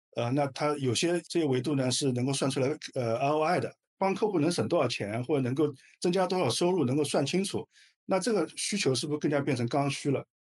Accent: China; 我们中国人的企业都其实非常务实的

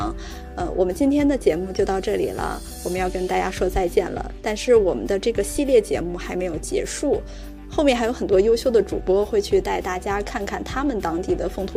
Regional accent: Northeast China, China; 关于我们三个东北人心里的东北是什么样子的

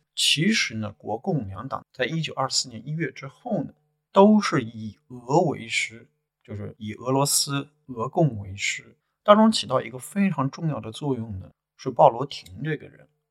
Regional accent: China; 我们中国人嘛，都讲礼尚往来

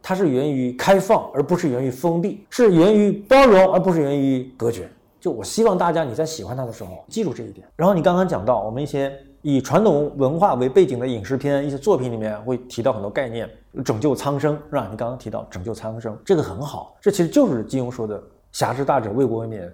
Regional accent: Tonggu, Jiangxi, China; now in Chongqing, China; 我是江西铜鼓，在属于宜春，啊，我是在哦。铜鼓长大的

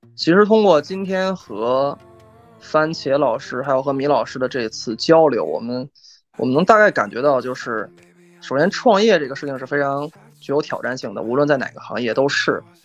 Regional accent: Beijing, China; 我个人作为北京人，在北京生活了很多年

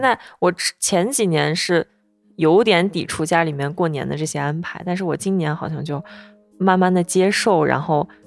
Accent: Shanxi, China; 我是山西人嘛，吃年夜饭我们一定是在晚上吃

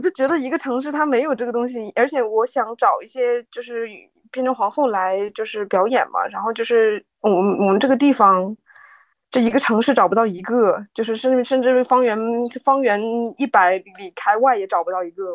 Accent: Northeast China, China; now in Shanghai, China; 因为我是东北的嘛

